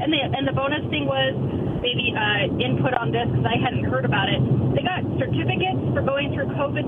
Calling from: Pasco, Washington, United States; from Pasco.

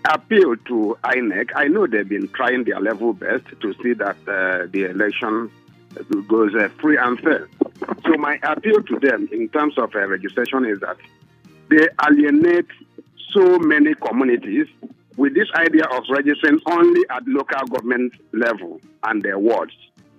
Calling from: Ijagamo, Lagos, Nigeria; I'm calling you from Ijagamo.

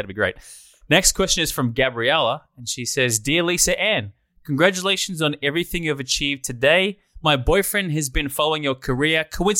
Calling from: Nigeria; I'm from Africa, Nigeria.

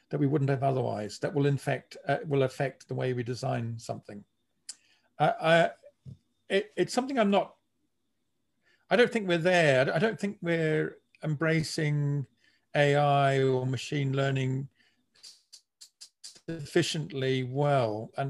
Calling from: Melbourne, Victoria, Australia; I'm speaking from Melbourne in Australia, and we are now facing the worst road congestion.

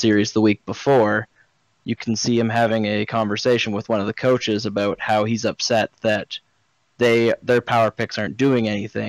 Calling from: Kenora, Ontario, Canada; I am calling from Kenora, Ontario, Canada. It's actually 2 hours east of Winnipeg.

